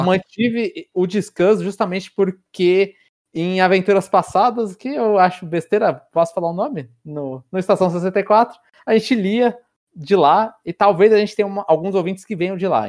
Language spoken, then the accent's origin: Portuguese; São Paulo, Brazil; Cidade, São Paulo